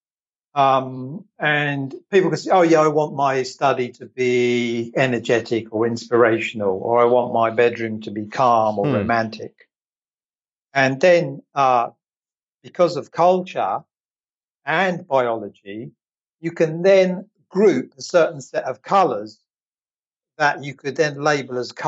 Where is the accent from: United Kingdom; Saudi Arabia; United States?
United Kingdom; England; moved away; I'm originally from England